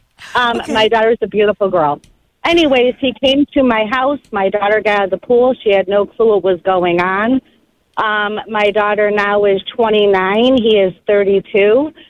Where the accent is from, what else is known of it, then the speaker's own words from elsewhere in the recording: Greece, New York, United States; I'm from Greece.